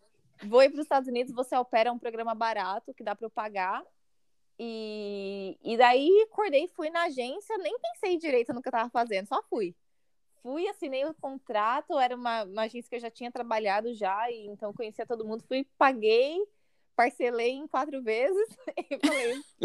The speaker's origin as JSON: {"language": "Portuguese", "town": "Mauá", "region": "São Paulo", "country": "Brazil", "tie": "born or raised there", "also_born_or_lived": "St. John's, Canada / Washington, D.C., United States", "moved": "as an adult", "lives_now": "Toronto, Canada", "said": "eu sou original de Mauá, no estado de São Paulo"}